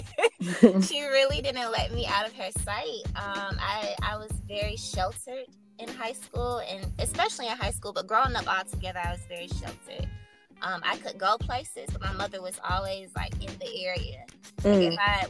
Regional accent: Atlanta, Georgia, United States; also born or lived in Valdosta, Georgia; I come from Atlanta, Georgia. I've lived here my whole life

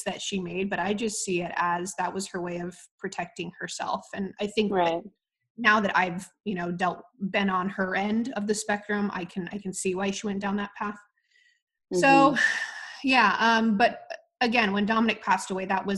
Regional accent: Midwest, United States; moved away as an adult; also born or lived in New York; I moved from the Midwest and went off to New York to pursue lacrosse

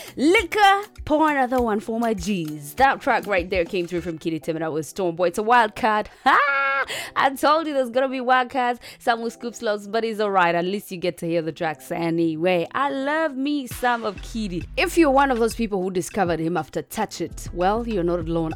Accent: Uganda; Straight out of the motherland the part of Africa

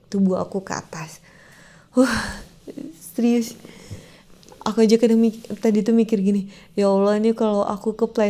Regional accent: Pekanbaru, Riau, Indonesia; saya sebagai warga Pekanbaru Riau Medan Sumatera Utara itu kan tetanggaan kan

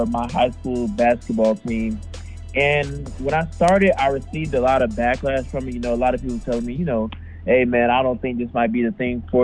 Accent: Jonesboro, Georgia, United States; I'm from Jonesboro, Georgia.

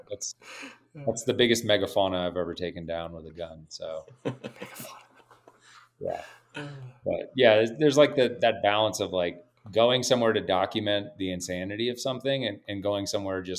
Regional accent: North Carolina, United States; growing up in North Carolina

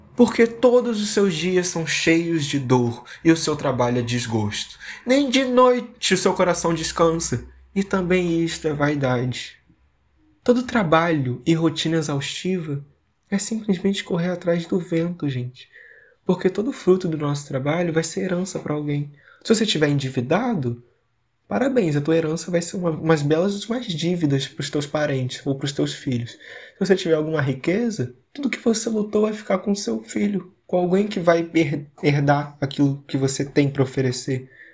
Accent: Vila Velha, Espírito Santo, Brazil; sou de Vila Velha, no Espírito Santo, tenho 18 anos

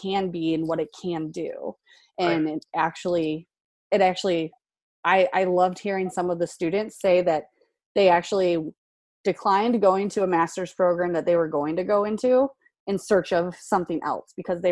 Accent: Michigan, United States; now in Florida, United States; I'm from Michigan

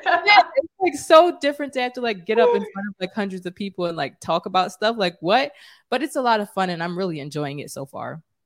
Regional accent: Philadelphia, Pennsylvania, United States; I'm from Philly

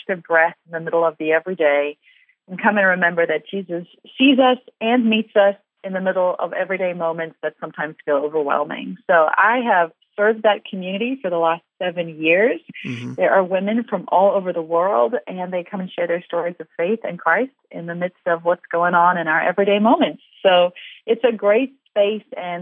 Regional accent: South Africa; moved away as an adult; also born or lived in Ukraine; I'm from South Africa originally, and we've lived overseas quite a lot

